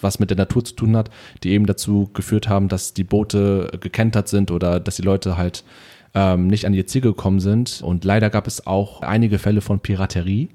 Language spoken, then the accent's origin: German; Germany; wie wir hier aufgewachsen sind in Deutschland als Kinder mit Migrationshintergrund